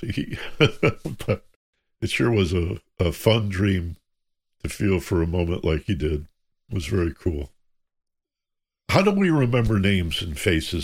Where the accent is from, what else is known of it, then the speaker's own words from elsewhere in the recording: Michigan, United States; I grew up in Michigan